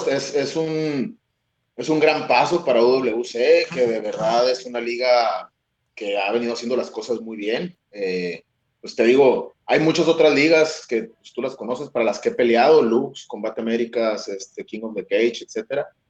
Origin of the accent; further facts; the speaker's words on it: Hermosillo, Sonora, Mexico; moved away as an adult; also born or lived in Chicago; now in Tijuana, Mexico; yo soy de Sonora, eh, de Hermosillo, Sonora, para ser exactos, y de la tierra caliente